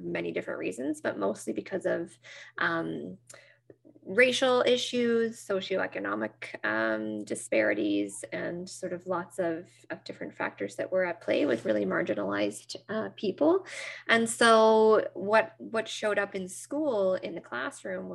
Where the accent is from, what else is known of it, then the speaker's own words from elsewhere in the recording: Nova Scotia, Canada; I'm from Nova Scotia, so just north of Maine